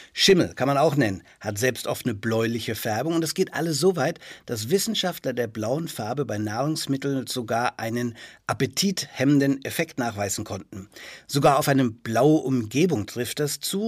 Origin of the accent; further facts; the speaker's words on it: Franconia, Bavaria, Germany; bei uns in Franken